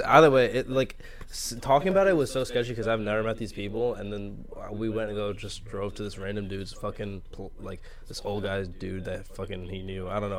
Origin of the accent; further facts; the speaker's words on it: New York, United States; I grew up in Harlem